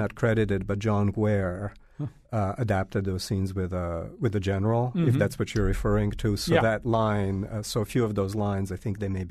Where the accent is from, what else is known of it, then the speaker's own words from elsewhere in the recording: Belgrade, Serbia; now in United States; Yeah, I was born in Belgrade and the families from all over the country.